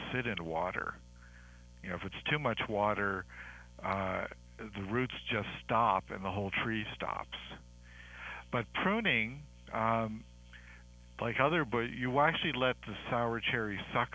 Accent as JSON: {"language": "English", "region": "Maryland", "country": "United States", "tie": "born or raised there", "moved": "yes", "said": "I grew up in Maryland"}